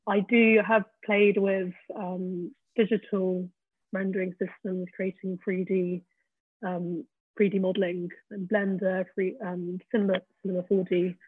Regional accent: Peak District, East Midlands, United Kingdom; now in London, United Kingdom; growing up in the Peak District, I hated it

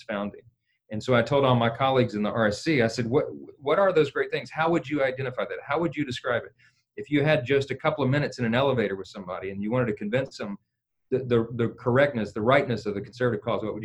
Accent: northern Louisiana, United States; I'm from Louisiana. I'm from the north part of the state, but we're a coastal state

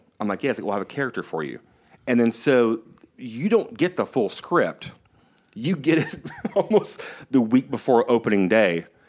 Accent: Missouri, United States; Growing up in the Boot Hill of Missouri, Texas, Mississippi, the only way to be close to like film or be close to acting was just to be an actor.

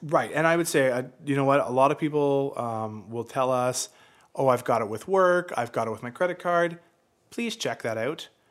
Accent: Canada; also born or lived in London, Ontario; as a Canadian

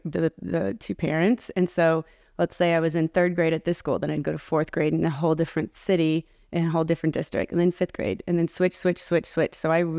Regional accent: Arcadia, California, United States; I was born in Southern California in a place called Arcadia, California. And my family moved a lot all over Southern California.

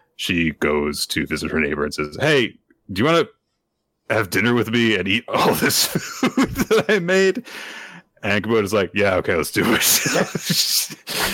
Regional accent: United States; I'm American.

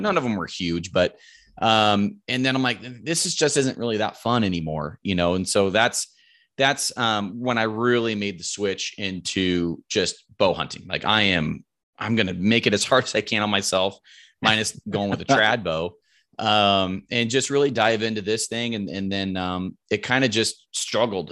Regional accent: Roseburg, Oregon, United States; I'm from Roseburg, Oregon. Um, grown o, grown up here my whole life, lived here my whole life

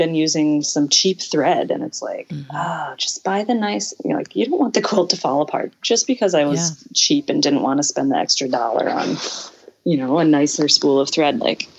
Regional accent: Deep South, United States; I grew up in the Deep South and everything is monogrammed.

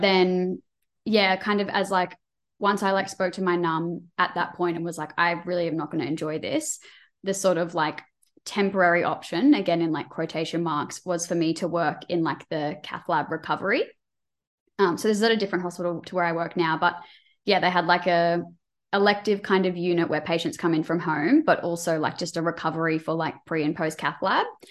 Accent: Queensland, Australia; I'm from Queensland

